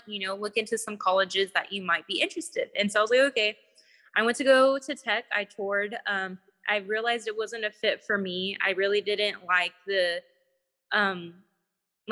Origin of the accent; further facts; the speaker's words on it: Texas, United States; I'm from Texas